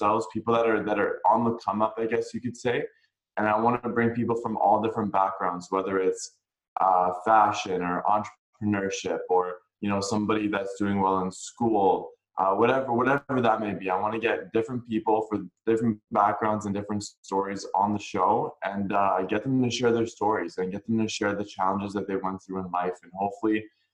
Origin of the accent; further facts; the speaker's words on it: Vancouver, British Columbia, Canada; I'm born and raised in Vancouver, BC